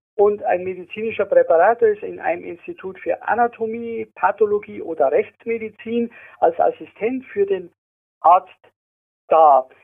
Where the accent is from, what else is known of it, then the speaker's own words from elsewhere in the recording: Munich, Bavaria, Germany; also born or lived in Germering; Ich bin im Ortsteil Giesing in München aufgewachsen